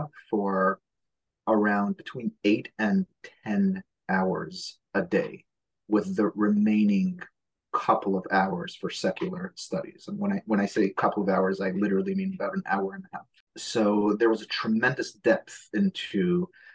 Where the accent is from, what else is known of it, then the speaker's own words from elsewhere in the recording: New York City, New York, United States; first language Hebrew; English is a second language; I was born in Borough Park to an Israeli family, which somehow or other meant that I did not speak a word of English until I was about 6 and a half or 7.